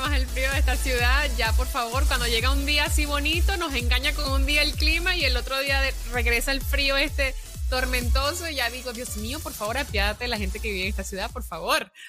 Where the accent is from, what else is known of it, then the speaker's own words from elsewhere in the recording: Venezuela; also born or lived in Italy / New York; now in Los Angeles, United States; porque soy venezolana y me siento venezolana. Cuando voy a Venezuela, pues es mi tierra donde nací